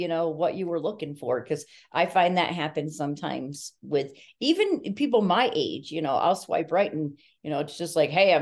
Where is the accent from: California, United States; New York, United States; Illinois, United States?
New York, United States; I'm a New Yorker